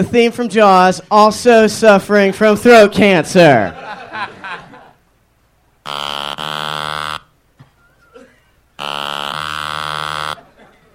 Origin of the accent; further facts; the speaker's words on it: Slidell, Louisiana, United States; I'm from Slidell, Louisiana